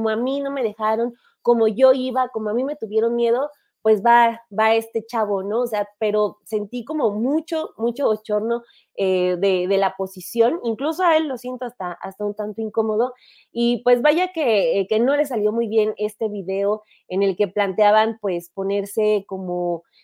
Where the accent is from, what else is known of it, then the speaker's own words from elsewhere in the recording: State of Mexico, Mexico; soy muy mexiquense.